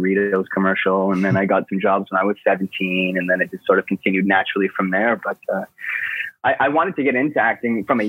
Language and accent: English; Coquitlam, British Columbia, Canada; also born or lived in Vancouver; I was born and raised in Coquitlam, which is a suburb of Vancouver